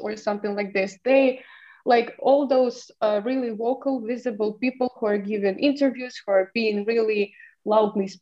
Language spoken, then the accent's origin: English; Ukraine; in my hometown, there were no, only lesbians, only women community. So I was a part of LGBT community. And it was, the body of this community and this implies for almost every LGBT community in Ukraine